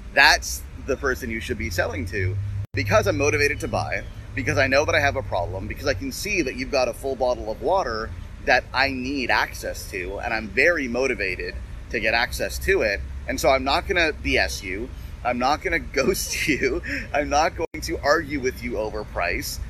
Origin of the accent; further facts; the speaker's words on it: Toronto, Ontario, Canada; I'm from Toronto.